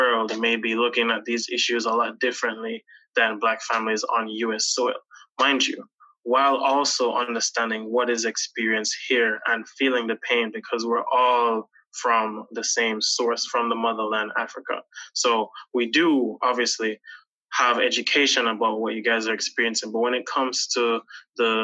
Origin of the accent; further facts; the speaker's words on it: Montego Bay, Saint James, Jamaica; moved away; I'm from Montego Bay, Jamaica